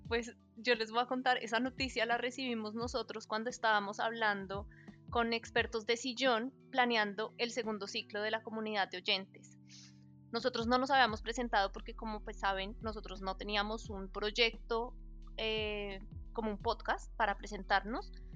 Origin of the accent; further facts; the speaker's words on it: Colombia; somos colombianos